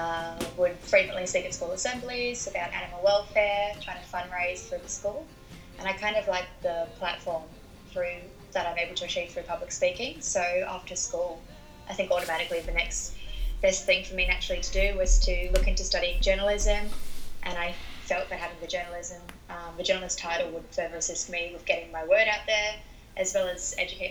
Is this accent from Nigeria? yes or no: no; Sydney, New South Wales, Australia; born there; I wasn't born in New Zealand. I was born in Sydney, but my dad's work kind of had us traveling around a fair bit.